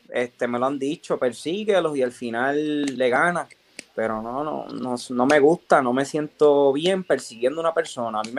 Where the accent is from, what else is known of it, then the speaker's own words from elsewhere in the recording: Orocovis, Puerto Rico; De, poder estar aquí y, de representar a, mi pueblo, a Orocovi, a Puerto Rico.